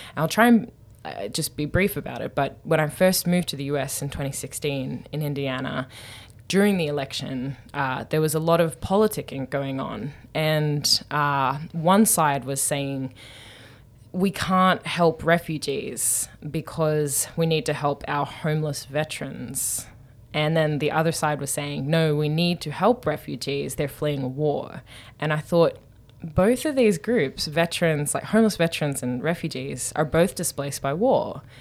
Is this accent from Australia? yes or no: yes; Newcastle, New South Wales, Australia; moved away as an adult; now in United States; I'm from Newcastle